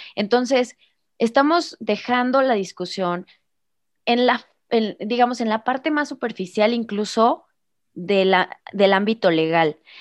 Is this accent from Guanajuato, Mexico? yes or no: yes; Irapuato, Guanajuato, Mexico; soy de Irapuato, Guanajuato, México, en el Bajío